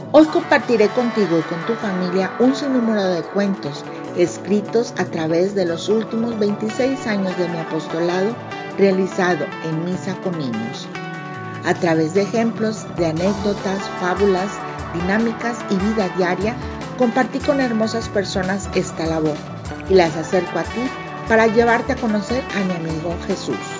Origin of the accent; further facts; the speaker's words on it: Mexico; autora mexicana